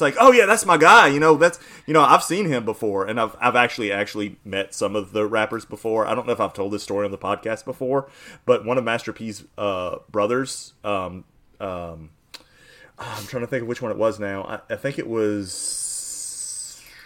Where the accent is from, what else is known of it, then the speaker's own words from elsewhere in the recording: New Orleans, Louisiana, United States; my hometown uh, rappers